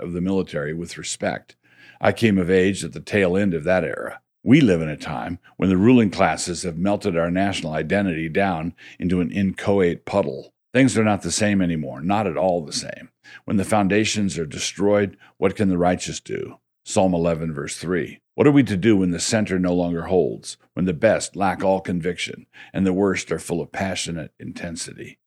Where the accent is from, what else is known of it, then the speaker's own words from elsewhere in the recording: Annapolis, Maryland, United States; I grew up in Annapolis